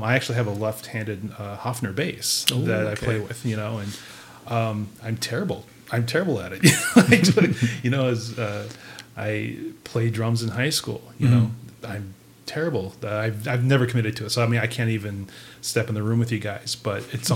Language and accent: English; Sisseton, South Dakota, United States; I grew up in Sisseton.